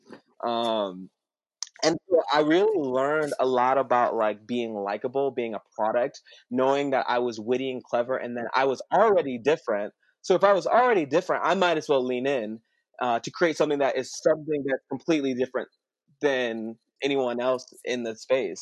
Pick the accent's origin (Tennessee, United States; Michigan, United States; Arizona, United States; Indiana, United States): Indiana, United States; South Bend; I come from South Bend, you know, mm-hmm. like I, I grew up pretty poor. I went to an all-white school, like you know, shout out to Penn High